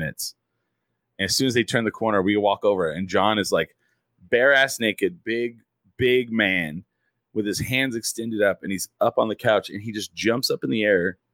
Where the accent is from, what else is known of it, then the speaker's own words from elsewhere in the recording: Clovis, New Mexico, United States; also born or lived in Portales, New Mexico; I grew up in Clovis